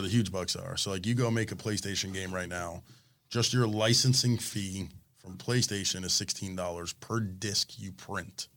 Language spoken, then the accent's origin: English; Coral Springs, Florida, United States; I grew up in Coral Springs